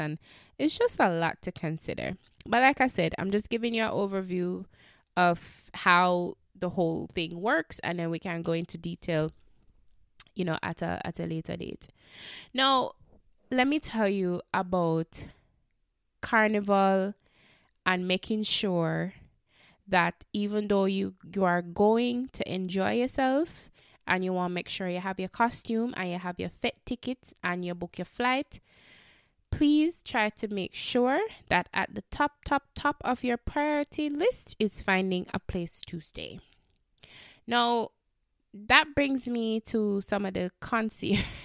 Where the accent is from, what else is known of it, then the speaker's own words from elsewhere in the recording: Jamaica; I know me as a Jamaican